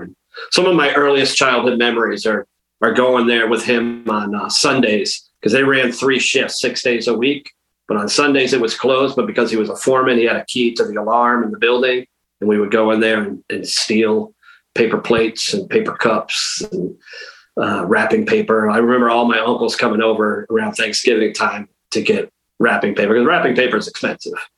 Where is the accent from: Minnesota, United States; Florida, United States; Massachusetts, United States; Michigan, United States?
Massachusetts, United States; Western; I'm from Western Mass, so like a half hour north of Hartford